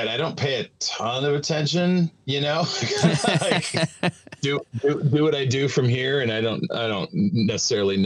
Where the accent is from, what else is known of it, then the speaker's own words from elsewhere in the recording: California, United States; I grew up in California